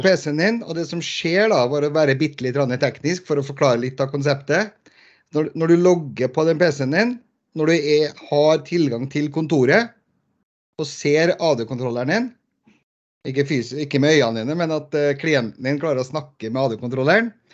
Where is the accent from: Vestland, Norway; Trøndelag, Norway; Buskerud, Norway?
Trøndelag, Norway; Trondheim; also born or lived in Bergen; now in Lørenskog, Norway; Født og oppvokst i Trondheim by, men uh, for, bor for tiden på Lørenskog rett utenfor Oslo